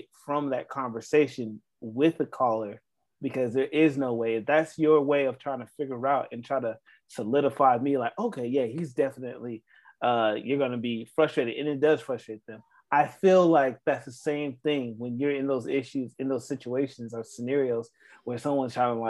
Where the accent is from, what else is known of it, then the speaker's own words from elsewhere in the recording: Atlanta, Georgia, United States; also born or lived in South Carolina; I grew up in Atlanta